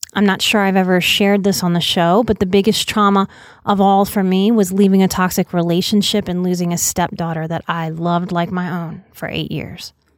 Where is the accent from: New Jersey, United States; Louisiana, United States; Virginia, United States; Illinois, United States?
Louisiana, United States; New Orleans; moved away as an adult; I'm a New Orleans native, born and raised till I was twenty-nine